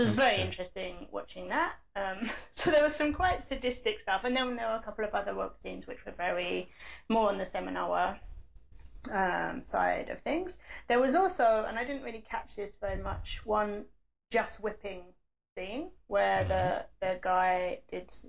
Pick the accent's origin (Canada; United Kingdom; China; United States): United Kingdom; England; I'm English